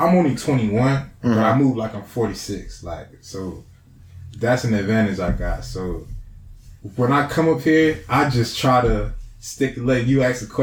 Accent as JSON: {"language": "English", "area": "Broward County", "region": "Florida", "country": "United States", "tie": "born or raised there", "also_born_or_lived": "Daytona Beach, Florida", "moved": "as an adult", "lives_now": "California, United States", "said": "born and raised in Broward"}